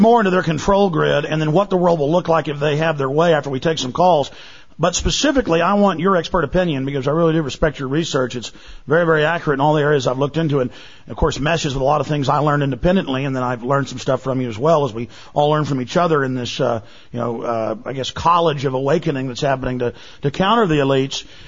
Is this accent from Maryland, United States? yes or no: no; Dallas, Texas, United States; in the U.S., I grew up in Dallas and they're still there.